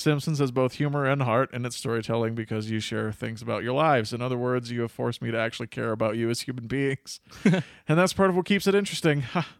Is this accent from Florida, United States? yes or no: no; Ohio, United States; I'm from Ohio, and grew up watching Captain Wacky and his family since the first episode aired when I was 5.